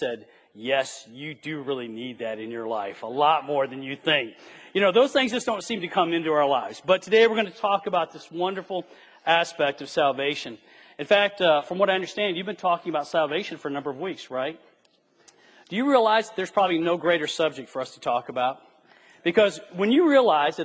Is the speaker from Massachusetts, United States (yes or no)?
no; Flint, Michigan, United States; I was raised near and around Flint, Michigan in the 60s and the 70s